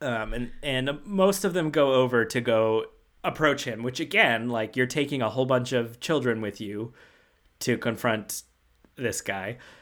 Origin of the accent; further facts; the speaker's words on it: Georgia, United States; my my like childhood growing up amusement park was Six Flags over Georgia